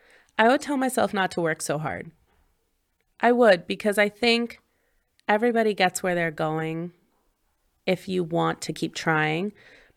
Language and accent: English; Pennsylvania, United States; So I grew up in Southern Chester County in Pennsylvania, kind of right over the line where Delaware meets